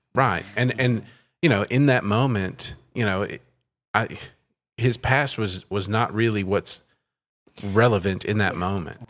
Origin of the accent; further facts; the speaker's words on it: Terrell, Texas, United States; also born or lived in Sulphur Springs, Texas; now in Scroggins, United States; I grew up in Terrell, Texas, a small town in East Texas